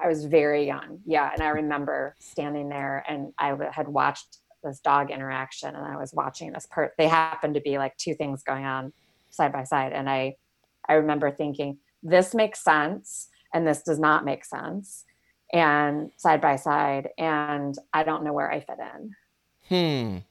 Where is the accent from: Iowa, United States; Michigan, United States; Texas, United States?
Michigan, United States; moved away as an adult; also born or lived in Arizona / San Francisco Bay Area, California; now in Silicon Valley, United States; I grew up in Michigan, and then I was in Arizona for about seven years